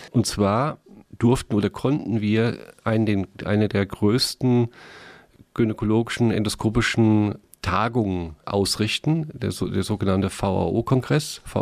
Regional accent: Mainz, Rhineland-Palatinate, Germany; Meine Heimatstadt.

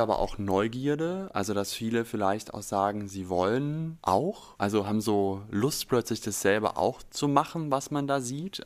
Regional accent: near Stuttgart, Baden-Württemberg, Germany; moved away as an adult; now in Berlin, Germany; ich komme aus der Nähe von Stuttgart, war da angestellt und bin ja jetzt hier seit 2020

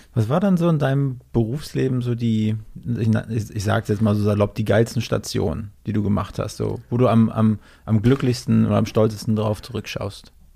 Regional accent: Mecklenburg-Vorpommern, Germany; now in Berlin, Germany; ich bin ja eher aus MacPom

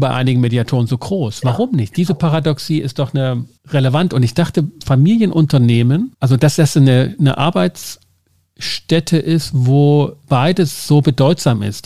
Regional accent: Schwarzenberg, Germany; Ich komme aus Schwarzenberg. Wir haben das im Stadtwappen. Wir haben die Geschichte im Kindergarten gehört

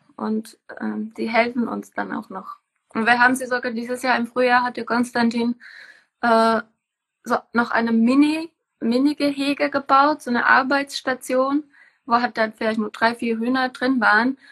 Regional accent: Czechia; moved away as an adult; now in Germany; ich komme aus Tschechien. Ich bin hier äh, eigentlich nach Deutschland gekommen, um hier zu leben

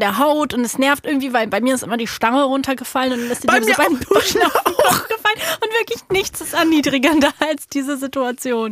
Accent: Berlin, Germany; ich bin ja in Berlin aufgewachsen

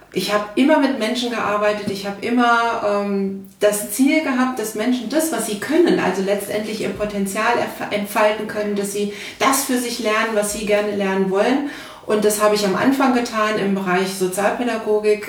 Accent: North Rhine-Westphalia, Germany; now in Berlin, Germany; ich bin keine Berlinerin, wie man hört. Ähm, ich komme ursprünglich mal aus Nordrhein-Westfalen

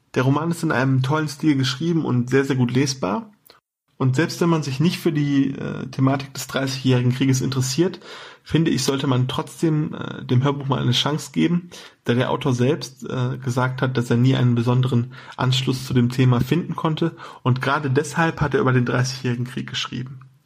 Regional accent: Saarland, Germany; Als Saarländer

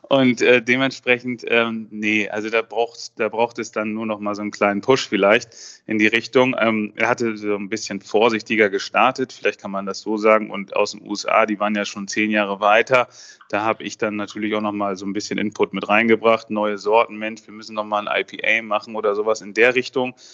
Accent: Mecklenburg-Vorpommern, Germany; Äh, Kaspar David Friedrich natürlich kommt aus meiner Region, wo ich aufgewachsen bin, Vorpommern-Rügen.

